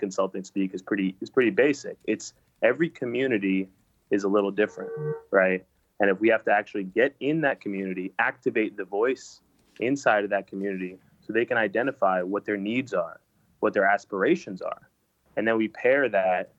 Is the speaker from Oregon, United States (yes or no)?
no; New York, United States; also born or lived in San Francisco / Los Angeles; I'm from New York originally. And I grew up here in the city, and I feel a little bit and a lot of it defined by the city